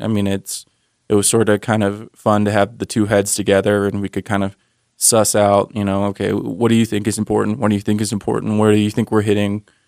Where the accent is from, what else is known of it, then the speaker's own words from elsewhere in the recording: Maryland, United States; now in Utah, United States; I'm from Maryland originally